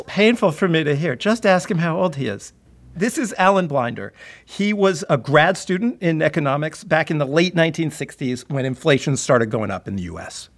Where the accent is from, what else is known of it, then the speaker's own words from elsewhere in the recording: San Diego, California, United States; you know where I grew up. San Diego. We've talked about this, San Diego, the suburbs of San Diego.